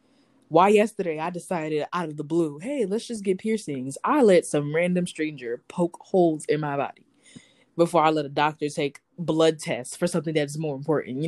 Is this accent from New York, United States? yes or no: yes; New York City, New York, United States; I'm from New York City